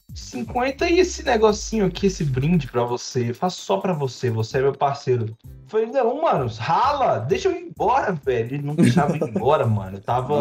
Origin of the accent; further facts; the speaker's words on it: Brazil; E eu sou, eu sou do Brasil, eu sou pobre